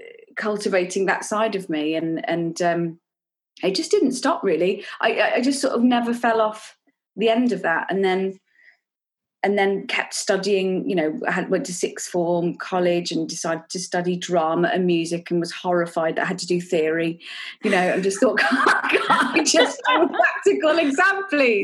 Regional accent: Nottingham, East Midlands, United Kingdom; I grew up in Nottingham

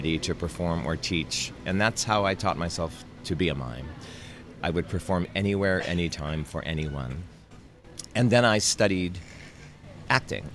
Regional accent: Montana, United States; I am from Montana, which is in the Wild West

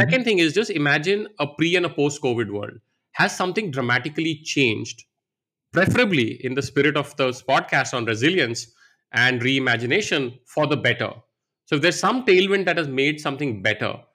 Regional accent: India; moved away as an adult; also born or lived in Varanasi, India / United States; I grew up here in India

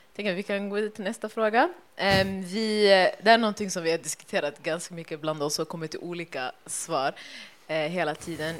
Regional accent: Stockholm, Stockholm County, Sweden; Vi är från Husby, blåa linjen

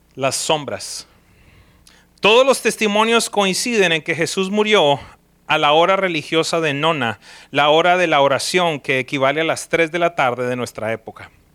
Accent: Colombia; now in United States; yo soy de origen colombiano, soy ciudadano de los Estados Unidos, pero mi origen es colombiano

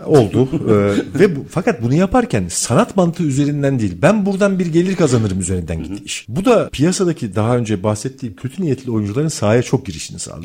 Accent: Turkey; ben Türk'üm

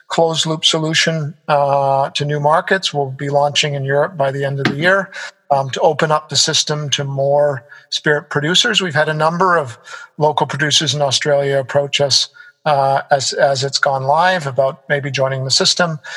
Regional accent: Canada; moved away as an adult; also born or lived in United States; now in Singapore; I come from North America, you know, lived in the US, grew up in Canada

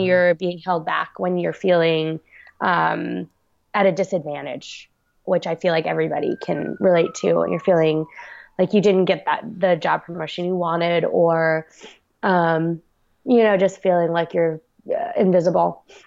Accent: Long Island, New York, United States; also born or lived in South Korea; I was brought up on Long Island, New York

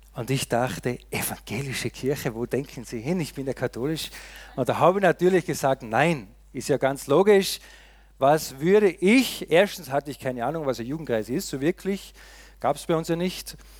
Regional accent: Austria; moved away; Ich komme ja aus dem tiefen Österreich, wie man gesehen hat, da in den Bergen, wo es fast nur Schnee gibt und sonst nicht viel

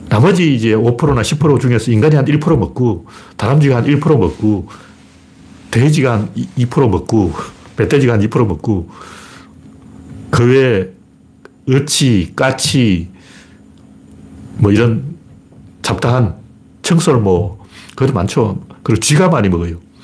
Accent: Gyeongsang, South Korea; accent: Gyeongsang dialect; 옛날에 우리 사투리로는 경상도 애들은 도토리라고 안 그러고 꿀밤이라고 그랬어요.

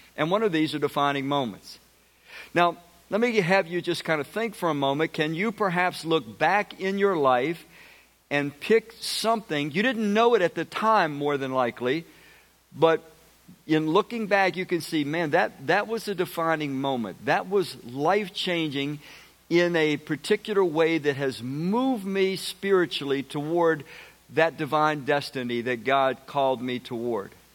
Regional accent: Washington, District of Columbia, United States; I grew up in Southeast Washington.

